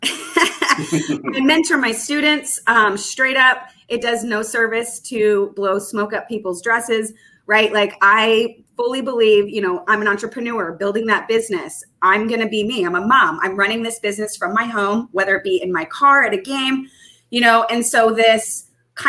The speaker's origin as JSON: {"language": "English", "region": "Texas", "country": "United States", "tie": "born or raised there", "also_born_or_lived": "Southern California", "moved": "yes", "said": "I am a native Texan"}